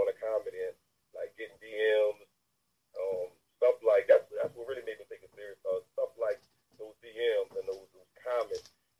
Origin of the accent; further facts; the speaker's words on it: New Orleans, Louisiana, United States; I was born in the Ninth Ward. Okay. I was in the Ninth Ward, then I eventually moved to the East.